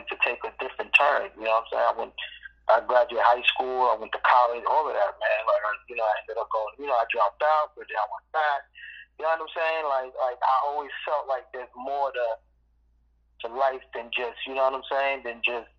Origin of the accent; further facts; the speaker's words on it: New York City, New York, United States; moved away as an adult; now in Brooklyn, United States; I grew up in South Jamaica, Queens